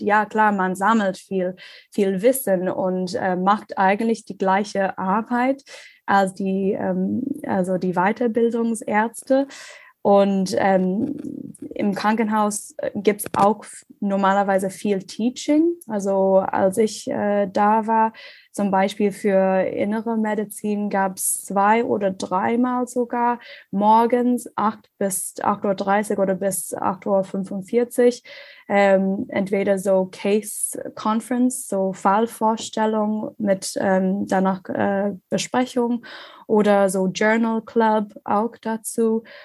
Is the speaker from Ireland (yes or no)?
yes; Ireland; German is a second language; moved away as an adult; also born or lived in Australia; now in Germany; ich komme ursprünglich aus Irland